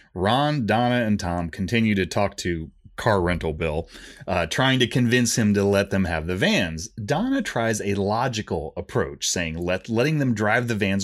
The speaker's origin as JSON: {"language": "English", "country": "Canada", "said": "I'm French Canadian."}